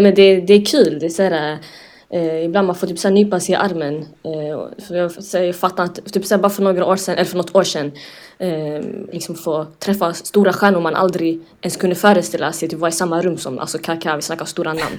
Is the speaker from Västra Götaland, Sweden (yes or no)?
no; Lund, Skåne, Sweden; also born or lived in Umeå; både född och uppvuxen i Lund